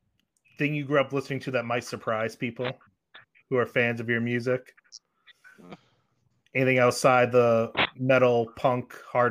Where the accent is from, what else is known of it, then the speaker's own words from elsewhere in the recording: New England, United States; I grew up in New England